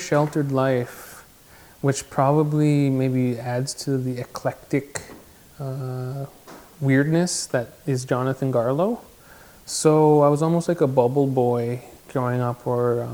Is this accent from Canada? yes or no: yes; Six Nations, Ontario, Canada; also born or lived in Toronto, Ontario; I grew up on Six Nations. I was born in Toronto at Mount Sinai Hospital. I moved here when I was 3, and I've been here ever since